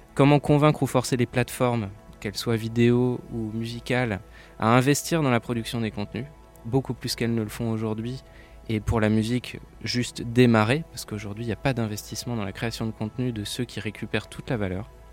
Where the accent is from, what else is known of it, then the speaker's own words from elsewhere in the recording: Saint-Nazaire, Pays de la Loire, France; je viens de Saint-Nazaire, donc j'ai grandi avec cette culture de l'éducation populaire